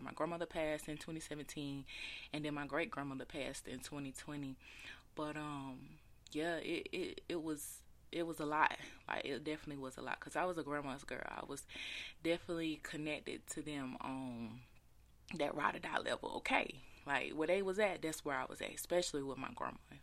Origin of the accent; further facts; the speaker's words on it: Taylors, South Carolina, United States; Shout out to my hometown. Shout out to eight six four, 'cause your girl is from a little town called Taylor's